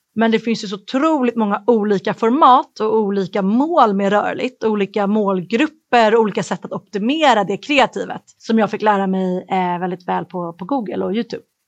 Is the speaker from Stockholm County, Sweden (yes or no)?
yes; Stockholm, Stockholm County, Sweden; moved away as an adult; also born or lived in Dublin, Ireland / United States; Jag flyttade ju från Sverige när jag var arton. Och när man är tonåring kanske man inte går runt och älskar sin hemstad